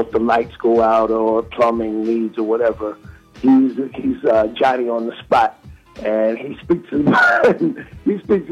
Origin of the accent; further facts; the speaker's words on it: St. Louis, Missouri, United States; I'm from St. Louis.